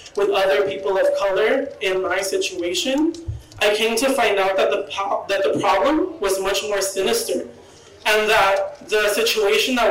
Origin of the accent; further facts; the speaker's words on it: Mexico; moved away; my home country of Mexico.